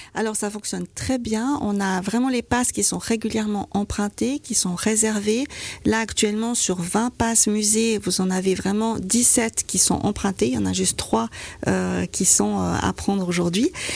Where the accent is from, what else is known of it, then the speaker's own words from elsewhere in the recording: Vaud, Switzerland; En tant que vaudoise